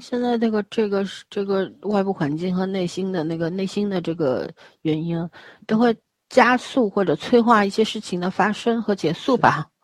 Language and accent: Chinese; Beijing, China; moved away; 我小时候在北京长大的